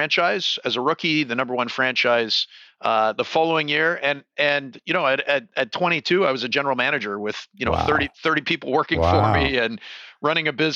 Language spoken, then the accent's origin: English; Toronto, Ontario, Canada; moved away as an adult; now in California, United States; So I grew up in Toronto, downtown Toronto.